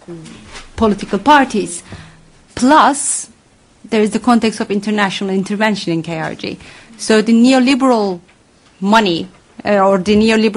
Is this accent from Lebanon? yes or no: no; Van, Turkey; I'm from Van.